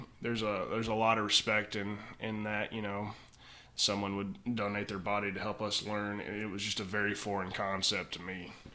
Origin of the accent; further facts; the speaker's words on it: Jamestown, Kentucky, United States; also born or lived in Lexington, Kentucky; So I grew up down there in Jamestown and live on the same property that I grew up on.